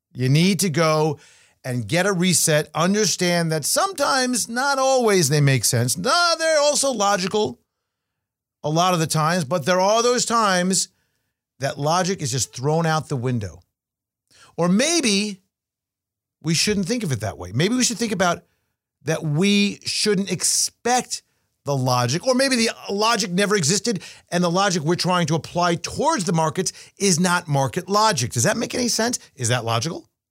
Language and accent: English; Binghamton, New York, United States; SUNY Binghamton, New York, my hometown